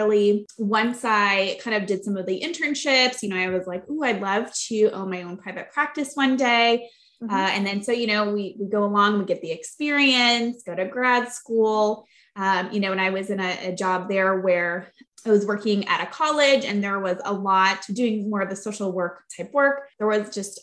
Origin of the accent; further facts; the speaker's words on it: Flint, Michigan, United States; I grew up in Flint, Michigan